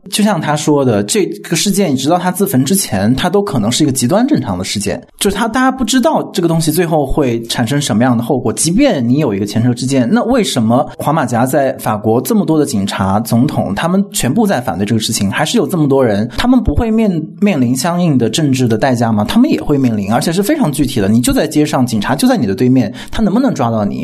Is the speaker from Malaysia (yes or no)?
no; China; 我们中国人